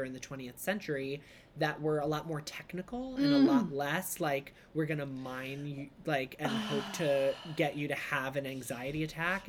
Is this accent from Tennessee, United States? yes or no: no; New York City, New York, United States; I was born in Southeast Brooklyn Marine Park